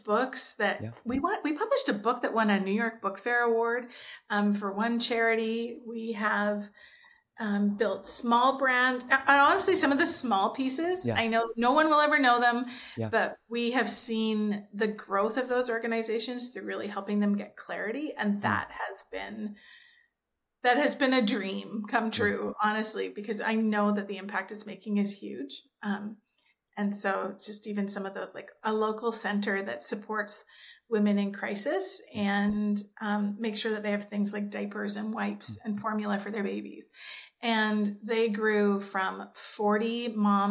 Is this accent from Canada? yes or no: yes; Nanaimo, British Columbia, Canada; moved away as an adult; also born or lived in Germany; now in Ontario, Canada; I grew up on Vancouver Island. I was born and raised in Nanaimo, grew up on Vancouver Island.